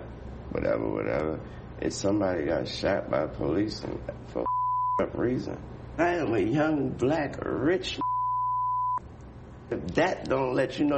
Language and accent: English; the South, United States; I'm from the South